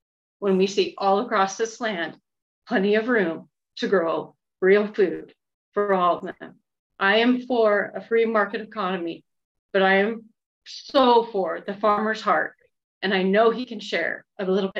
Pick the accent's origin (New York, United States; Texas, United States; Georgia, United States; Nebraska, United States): Nebraska, United States; York County; I'm from York County, Nebraska. I'm a descendant of homesteaders on a farm that is a descendant of homesteaders.